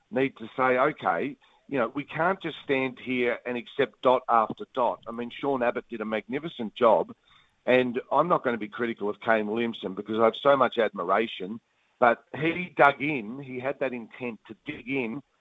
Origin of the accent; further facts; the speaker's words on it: New Zealand; as a, as a Kiwi, you're thinking, oh, we've been horrible.